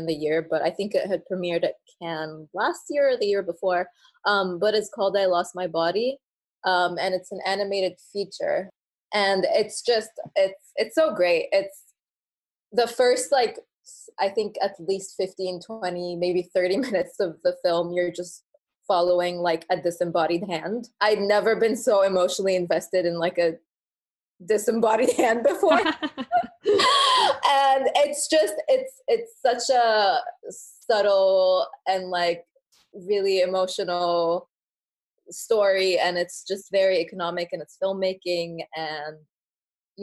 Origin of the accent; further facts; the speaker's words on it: Egypt; I was born in Egypt to Egyptian parents